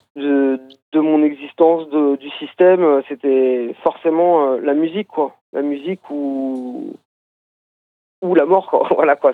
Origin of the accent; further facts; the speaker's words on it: Brittany, France; je viens de Bretagne